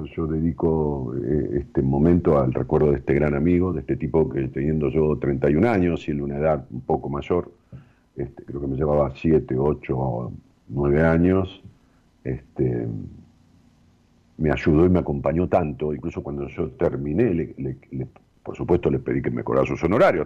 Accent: Ramos Mejía, Buenos Aires Province, Argentina; empezamos a hacer un edificio en Ramos Mejías, a mi pueblo

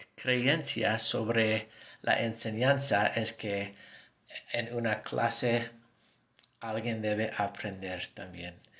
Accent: United States; accent: gringo; Spanish is a second language; tengo mi acento gringo

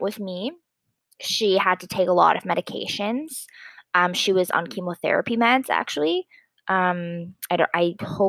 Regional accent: Stoney Creek, Ontario, Canada; also born or lived in Ottawa, Ontario; I grew up in Stony Creek, Ontario, Canada, and right now I am an undergraduate student at the University of Ottawa

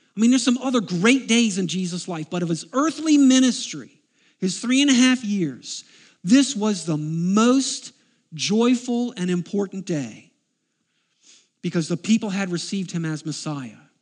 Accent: United States; I am an American

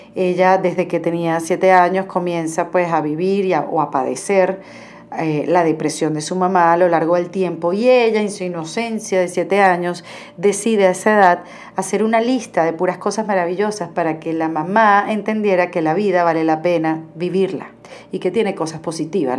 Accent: Venezuela; moved away as an adult; now in Miami, United States; emigré como muchos venezolanos a, esa ciudad

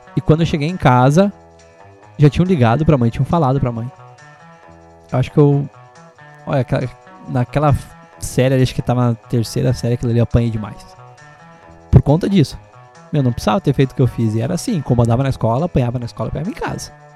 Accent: Bom Retiro do Sul, Rio Grande do Sul, Brazil; eu sou natural de Bom Retiro do Sul. Eu fiz o meu primeiro primeiro ano de ensino fundamental no Isabel Luiza

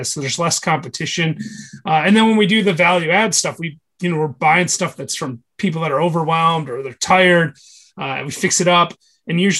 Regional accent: Michigan, United States; now in Chattanooga, United States; I'm from Michigan originally

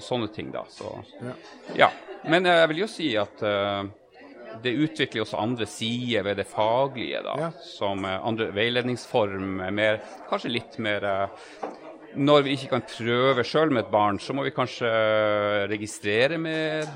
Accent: Tromsø, Troms, Norway; i hjemkommunen min, Tromsø

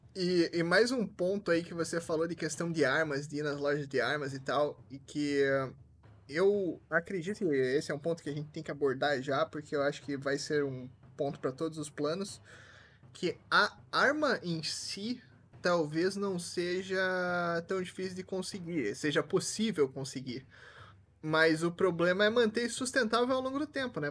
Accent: Curitiba, Paraná, Brazil; now in Toronto, Canada; eu Originalmente sou de Curitiba, mas não tô em Curitiba

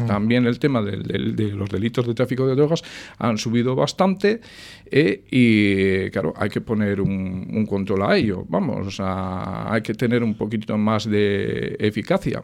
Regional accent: Sestao, Basque Country, Spain; siempre he querido a mi pueblo, lo sigo queriendo. Sestao para mí es un, vamos, es el bastión de mi vida

